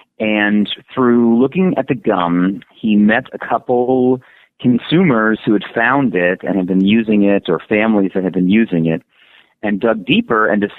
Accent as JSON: {"language": "English", "region": "Illinois", "country": "United States", "tie": "born or raised there", "moved": "yes", "lives_now": "California, United States", "said": "I'm born and raised in Illinois"}